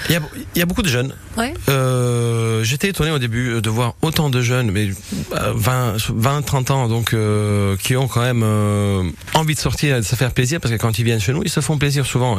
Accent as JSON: {"language": "French", "region": "Southern Italy", "country": "Italy", "moved": "yes", "lives_now": "France", "said": "je viens du sud de l'Italie"}